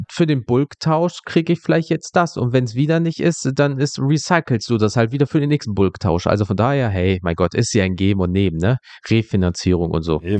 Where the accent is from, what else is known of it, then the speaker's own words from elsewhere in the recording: North Rhine-Westphalia, Germany; ich komme aus NRW, was willst du mir denn hier gerade erzählen?